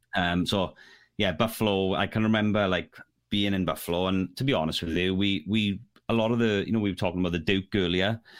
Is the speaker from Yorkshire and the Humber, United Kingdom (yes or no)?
no; Neath, Wales, United Kingdom; I'm from Neath